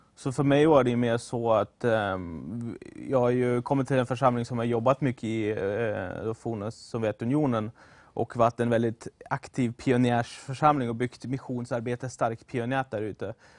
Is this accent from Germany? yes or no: yes; Germany; moved away as an adult; also born or lived in Sweden; jag kommer från Tyskland ursprungligen. Kom till Sverige 2013 för att gå på bibelskolan